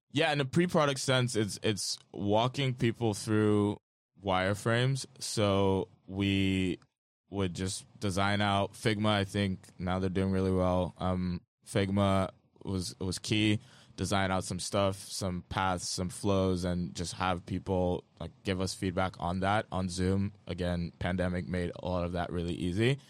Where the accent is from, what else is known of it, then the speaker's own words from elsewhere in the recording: Lagos, Nigeria; I grew up in Lagos, Nigeria, in a family of artists